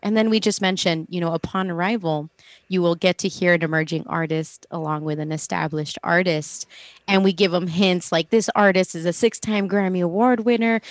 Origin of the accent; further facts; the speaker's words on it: El Paso, Texas, United States; moved away; I'm originally from El Paso, Texas